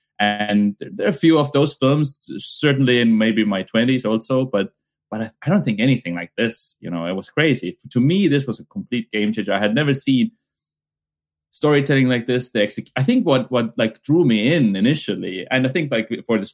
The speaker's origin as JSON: {"language": "English", "region": "Pärnu County", "country": "Estonia", "tie": "born or raised there", "second_language": "English", "said": "Pärnumaa cinema, which is from my hometown, from my childhood"}